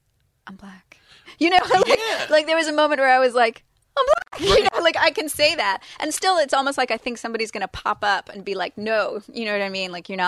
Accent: London, United Kingdom; born there; I was born in London, and, you know, race is not, is different there.

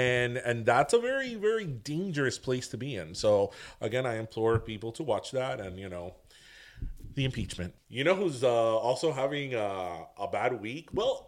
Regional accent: United States; As Americans, you know, remember, we come from England.

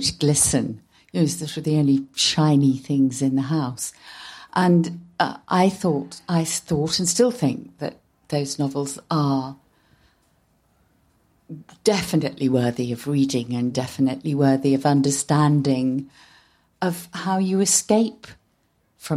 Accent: Nottingham, East Midlands, United Kingdom; I grew up in Nottingham

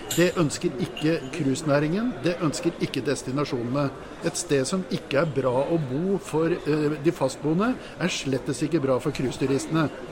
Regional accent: Norway; oss som nordmenn

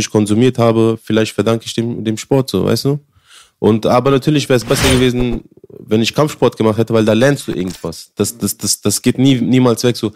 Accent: Afghanistan; born there; also born or lived in India; Nein. Ich, nein, ich bin in Afghanistan geboren.

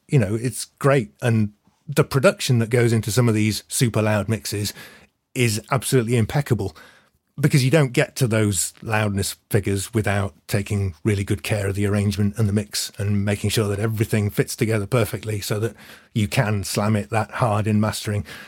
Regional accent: Manchester, North West England, United Kingdom; I grew up in Manchester in the nineties.

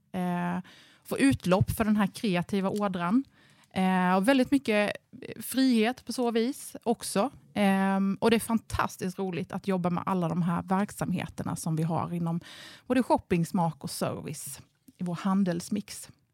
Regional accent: Ingelstad, Kronoberg County, Sweden; moved away as an adult; also born or lived in Ronneby, Sweden; now in Karlskrona, Sweden; Jag är faktiskt från Småland från början, mm. så att jag är inflyttad bleking.

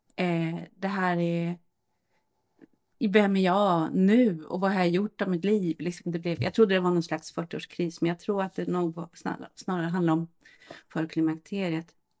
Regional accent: Norrland, Sweden; now in Stockholm, Sweden; norrlänning från början

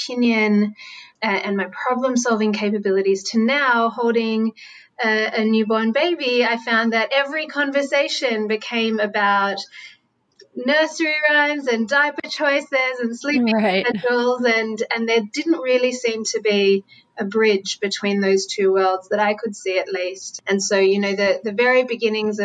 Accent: Sydney, New South Wales, Australia; moved away as an adult; now in New York, United States; As you might be able to hear, I'm not from New York where I'm based. I'm a Sydney-sider

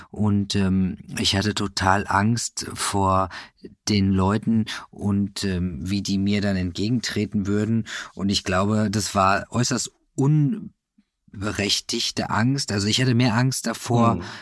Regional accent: Kevelaer, North Rhine-Westphalia, Germany; Im Kevela. Das ist ein Wallfahrtsort an der holländischen Grenze.

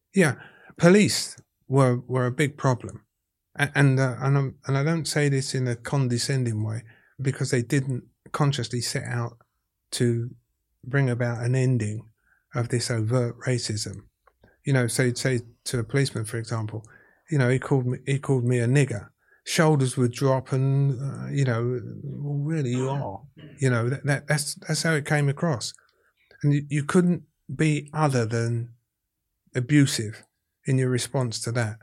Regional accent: London, United Kingdom; accent: Cockney; I'm as Cockney as Jelly Dilts.

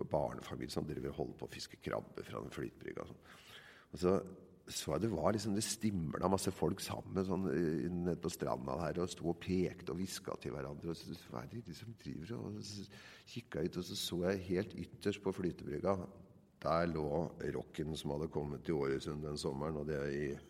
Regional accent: Nøtterøy, Vestfold, Norway; jeg er jo fra Nøtterøy, oppvokst på et sted som heter Årøysund

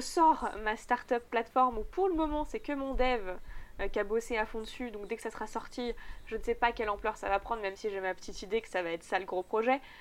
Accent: Megève, Auvergne-Rhône-Alpes, France; je venais du coup de Megève

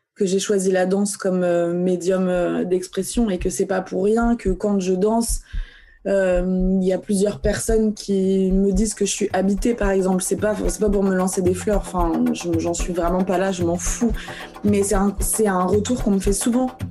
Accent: Vendée, Pays de la Loire, France; also born or lived in Algeria; moi j'ai grandi dans la campagne française, j'ai grandi en Vendée

